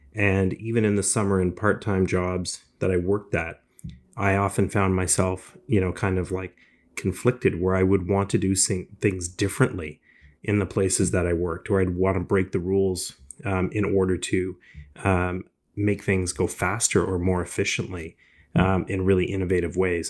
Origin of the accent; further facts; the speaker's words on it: Toronto, Ontario, Canada; I grew up in Scarborough, uh, here in, uh, in Ontario